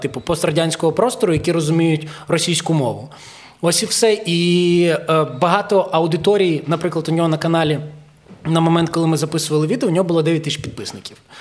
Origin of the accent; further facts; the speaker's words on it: Zhytomyr, Zhytomyr Oblast, Ukraine; first language Ukrainian; в дворі в Житомирі, я з Житомира